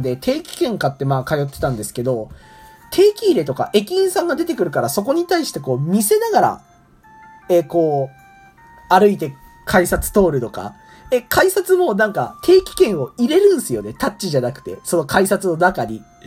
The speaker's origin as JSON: {"language": "Japanese", "region": "Nagano", "country": "Japan", "tie": "born or raised there", "moved": "as an adult", "lives_now": "Kokubunji, Japan", "said": "長野県出身で、こうなかなか、えラーメンを食べて育ってこなかった"}